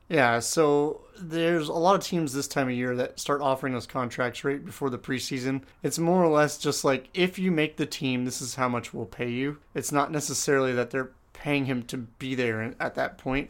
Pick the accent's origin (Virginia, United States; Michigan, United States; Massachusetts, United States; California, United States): California, United States; as a Californian